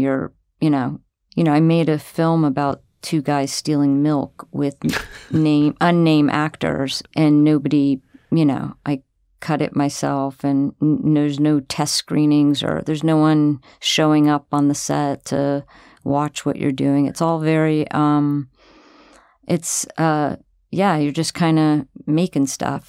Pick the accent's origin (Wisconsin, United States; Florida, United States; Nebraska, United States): Florida, United States; also born or lived in New York City; now in Oregon, United States; I'm from Florida and I've lived for thirty years in New York City